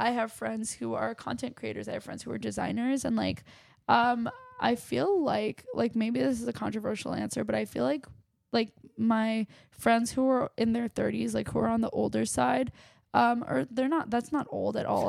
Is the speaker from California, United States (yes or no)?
no; Westchester, New York, United States; also born or lived in Chappaqua, New York; I grew up in Westchester, New York